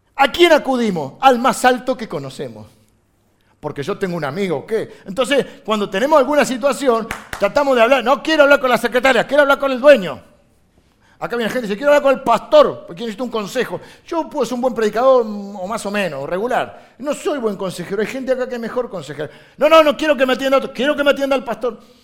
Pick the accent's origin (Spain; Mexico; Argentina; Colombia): Argentina